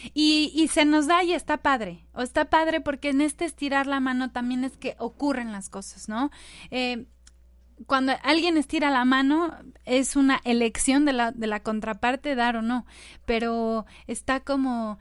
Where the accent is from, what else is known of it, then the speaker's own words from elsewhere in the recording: Mexico; nuestro queridísimo México